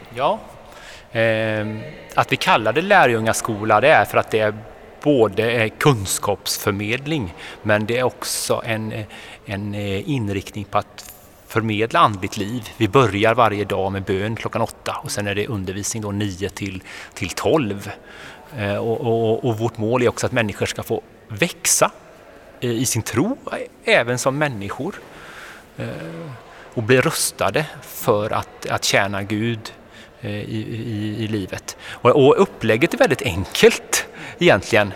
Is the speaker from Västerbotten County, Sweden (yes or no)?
no; Kungälv, Västra Götaland, Sweden; jag är uppväxt på västkusten, jag kommer från Kungälv